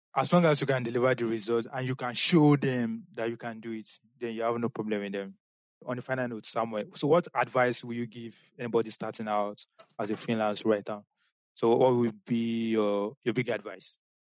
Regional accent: Nigeria; as a Nigerian

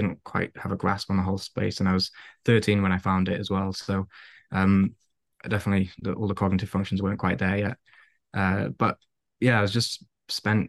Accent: Wales, United Kingdom; moved away; I don't even speak Welsh. I'm Welsh

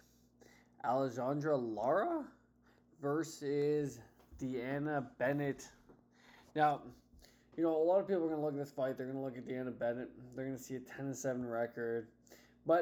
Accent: Canada; I'm Canadian

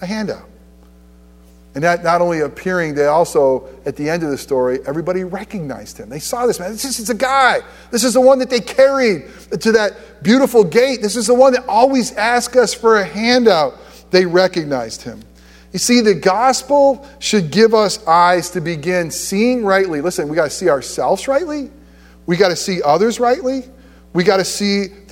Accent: upstate New York, United States; moved away as an adult; also born or lived in Florida; I grew up in New York, but ask us New Yorkers from upstate New York, we're nowhere near the city

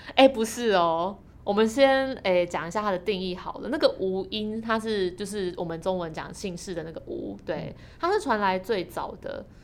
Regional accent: Taiwan; 身为台湾人

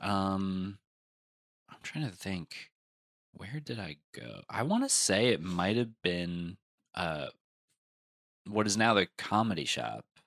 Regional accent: New Jersey, United States; I'm from Jersey

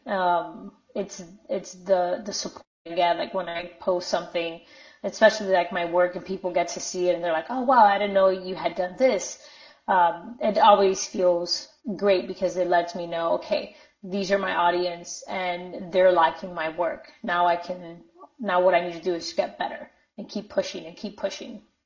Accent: Miami, Florida, United States; also born or lived in Minnesota; I grew up in Miami, so I was never a minority in Miami.

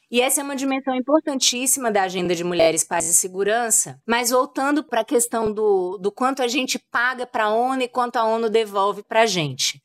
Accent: Brazil; a gente como brasileiro

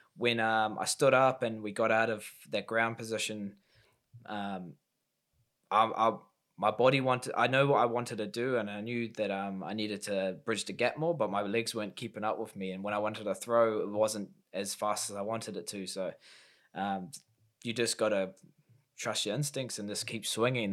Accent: Auckland, New Zealand; my, um, first time fighting in Auckland in my hometown in five years.

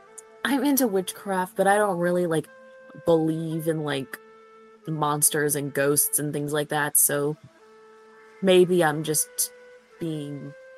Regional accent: Kentucky, United States; I grew up in Kentucky, and I do not want to go back.

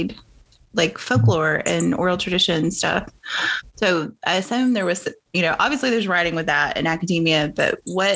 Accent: Appalachia, United States; I'm an Appalachian raised girl

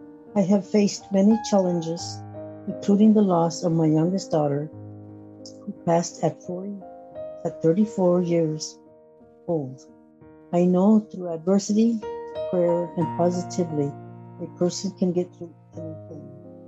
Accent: Sterling, Colorado, United States; also born or lived in Ovid; I was born in Ovid, Colorado, and grew up in Stirling, Colorado.

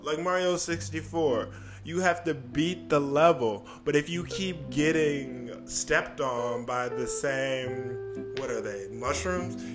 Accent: Michigan, United States; also born or lived in New York; I moved from New York and now I'm back in Michigan. So I don't feel so alone because this is where my family is

